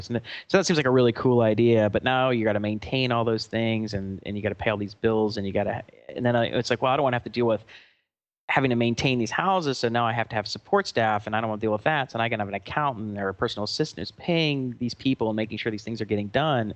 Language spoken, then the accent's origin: English; Atlanta, Georgia, United States; moved away; we're from Atlanta